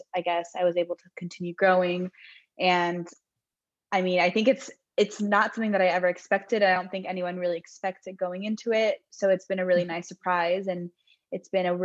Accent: Southern California, United States; now in San Francisco, United States; I am from Southern California, but I now live in San Francisco

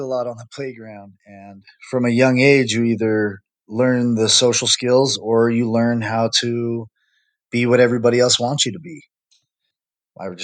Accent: Utah, United States; I'm born and raised in Utah

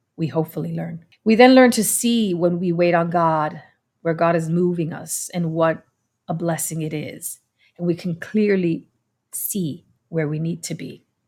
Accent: New York City, New York, United States; I come from New York City

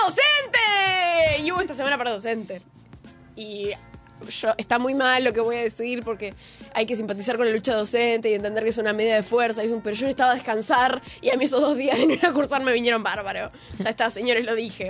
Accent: Buenos Aires, Argentina; Yo soy del barrio de San Telmo. Y orgullosa.

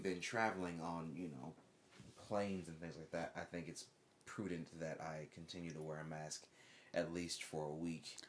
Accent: United States; moved away as an adult; also born or lived in Japan; being an American

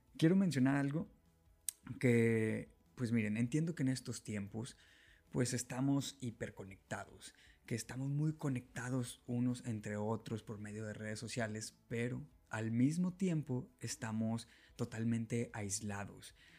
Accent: Monterrey, Nuevo León, Mexico; en Nuevo León, exactamente en Monterrey, lo que viene siendo de donde yo soy

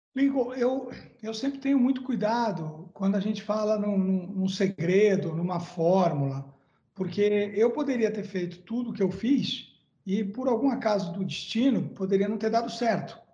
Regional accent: Santos, São Paulo, Brazil; eu nasci em Santos, numa família de classe média baixa

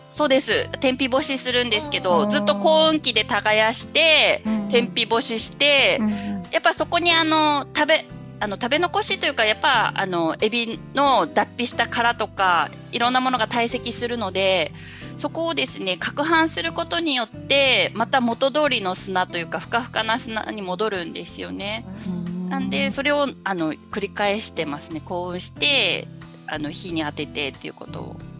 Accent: Amakusa, Kumamoto, Japan; 養殖も男性しかいないですね私の地元に関しては

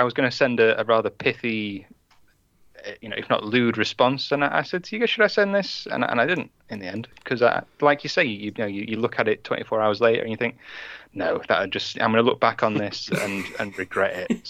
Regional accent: United Kingdom; He was saying that we couldn't be real fans because we're British, right?

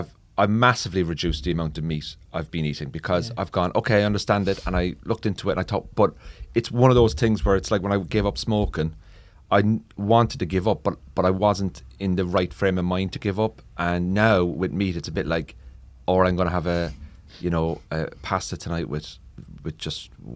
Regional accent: Ireland; Oh, they especially like growing up in Ireland, like the meat, now bacon.

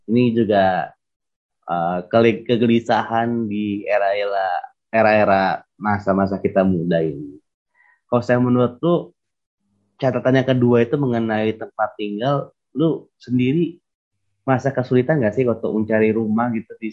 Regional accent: North Sumatra, Indonesia; Ini kita bahas tentang yang Sumatera Utara dulu ya, karena kita kan memang asli Batak, ala Batak lebih tepatnya.

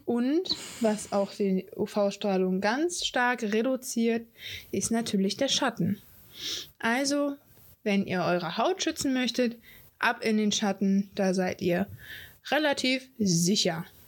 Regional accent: Hamburg, Germany; Ich bin ein Nordkind, ich bin ein Hamburger Dern

